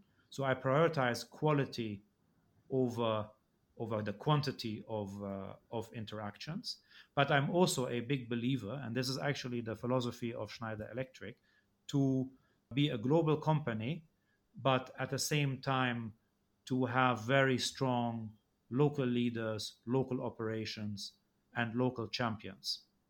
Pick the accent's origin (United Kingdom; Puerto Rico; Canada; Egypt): Egypt; Well, I grew up in Egypt and I went to a school where the vast majority, I think it was more than 90% of the students were Egyptian.